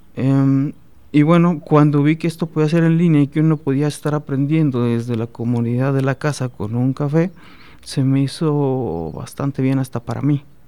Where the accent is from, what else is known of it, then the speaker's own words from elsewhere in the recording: San Luis Potosí, Mexico; moved away as an adult; also born or lived in Guadalajara / Guerrero; now in Celaya, Mexico; yo soy este originario de San Luis Potosí. Eh, allá estudié, egresé de la Universidad Autónoma de San Luis Potosí